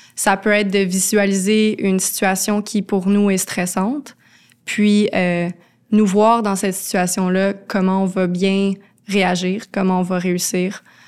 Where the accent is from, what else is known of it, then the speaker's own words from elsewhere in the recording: Laurentides, Quebec, Canada; moved away as an adult; also born or lived in Montreal; j'ai grandi dans les Laurentides, j'étais toujours en nature